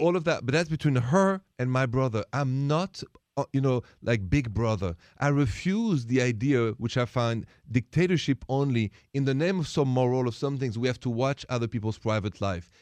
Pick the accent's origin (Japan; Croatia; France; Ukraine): France; Paris, Île-de-France; English is a second language; moved away; I'm from Paris, France